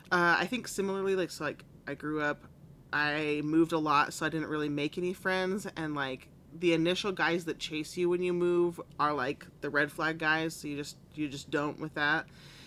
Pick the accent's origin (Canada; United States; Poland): United States; Utah; also born or lived in California; So I came from California, moved to Utah